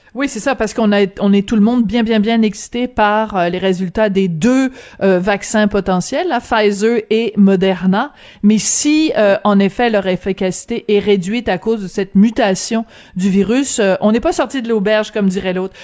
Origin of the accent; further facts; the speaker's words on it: Quebec, Canada; chez nous au Québec